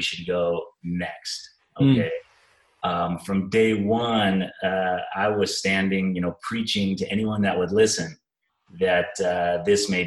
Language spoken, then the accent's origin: English; Bay Area, California, United States; moved away as an adult; now in Arizona, United States; I'm originally from the Bay Area